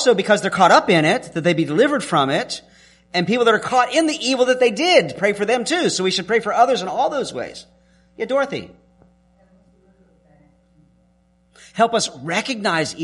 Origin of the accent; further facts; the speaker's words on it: the South, Southern United States, United States; I'm a Southerner